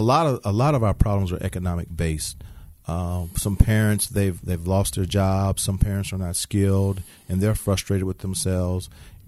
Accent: Markham, Illinois, United States; also born or lived in Indianapolis, United States / Chicago, United States; I was born in Indianapolis, Indiana. Moved to Chicago. Then moved to Markham, Illinois. And then from there I attended Bremen High School.

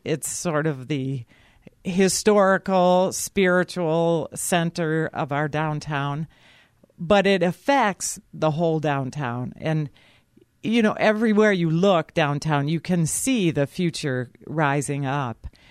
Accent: South Bend, Indiana, United States; moved away as an adult; also born or lived in Michigan; now in Muskegon, United States; I, I grew up in South Bend, Indiana

